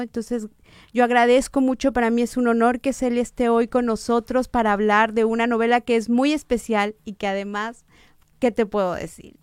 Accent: Guadalajara, Jalisco, Mexico; now in Monterrey, Mexico; yo que soy de Guadalajara

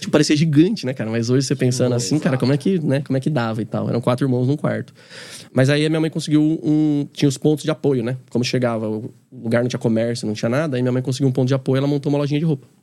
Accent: Carapicuíba, São Paulo, Brazil; also born or lived in Osasco; Eu sou, sou de Carapicuíba, né? Nasci em Osasco, mas sou de Carapicuíba, sou da periferia de São Paulo

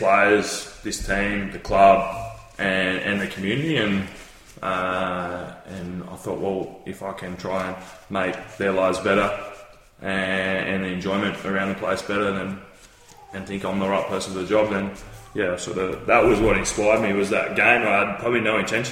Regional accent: Phillip Island, Victoria, Australia; I grew up in Phillip Island

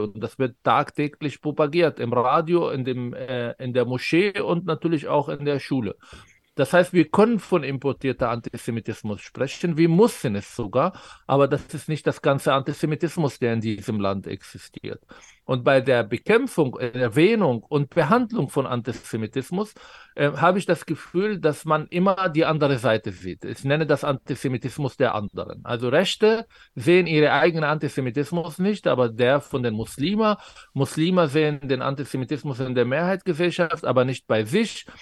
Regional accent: Israel; first language Arabic; German is a second language; moved away as an adult; now in Germany; Ich bin Israeli von Pass her und von Sozialisation. Ich habe die israelische Bildungssystem gehabt, ich habe an der Uni studiert

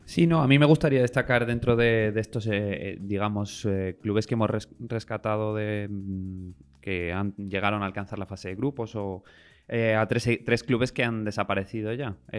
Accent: Spain; a nosotros como españoles

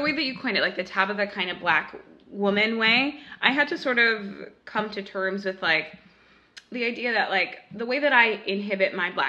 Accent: Westchester, New York, United States; born or raised there

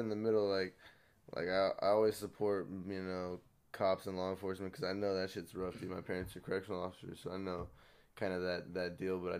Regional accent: Blythe, California, United States; now in Coachella Valley, United States; I'm from Blythe, and it's like a small town

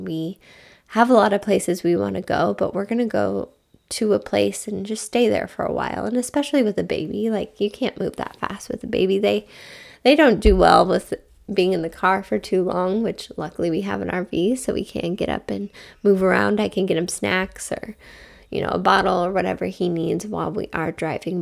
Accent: Midwest, United States; We're from the Midwest

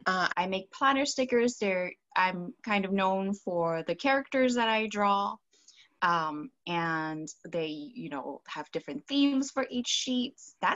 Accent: Hong Kong; I'm an immigrant from Hong Kong

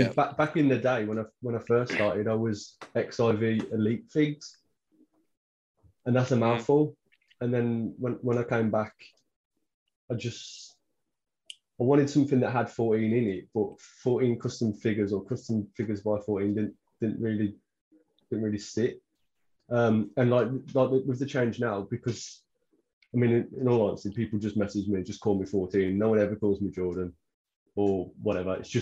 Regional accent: England, United Kingdom; we're English, not German

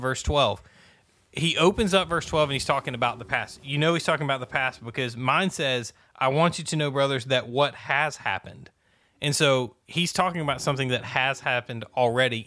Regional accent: the South, United States; Growing up in the South

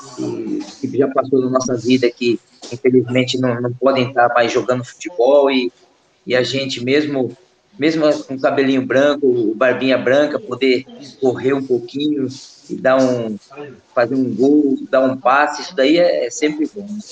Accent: Brazil; moved away as an adult; now in Guimarães, Portugal; A gente é, do Brasil

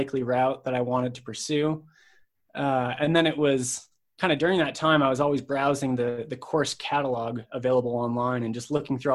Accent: Madison, Wisconsin, United States; moved away as an adult; also born or lived in Salt Lake City, Utah; I'm originally from Madison, Wisconsin. I grew up there and moved to Salt Lake City, Utah immediately after high school

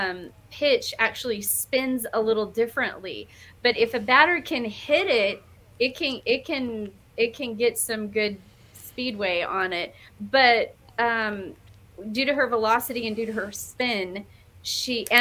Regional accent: Leavenworth, Kansas, United States; also born or lived in Tulsa, Oklahoma / New Mexico / Colorado / Texas; then we landed in Leavenworth, Kansas, which is about 45 minutes outside of the Kansas City metropolitan area. And I grew up from 7 years old all the way to 10th grade

